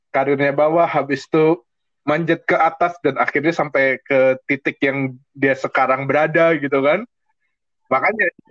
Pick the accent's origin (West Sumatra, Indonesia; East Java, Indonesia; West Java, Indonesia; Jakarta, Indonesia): Jakarta, Indonesia; West Jakarta; gue dari Jakarta Barat tinggal di Taman Ratu